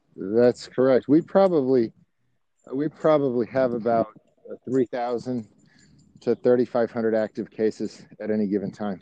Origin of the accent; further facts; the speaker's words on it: Miami, Florida, United States; moved away as an adult; now in Atlanta, United States; I grew up in Miami, and uh, so I'm from Florida. I moved to Atlanta in 2003